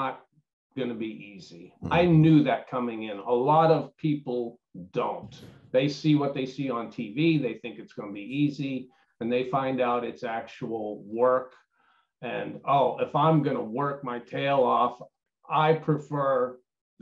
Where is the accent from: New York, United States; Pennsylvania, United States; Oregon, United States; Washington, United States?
Pennsylvania, United States; Pittsburgh; moved away; I'm from Pittsburgh originally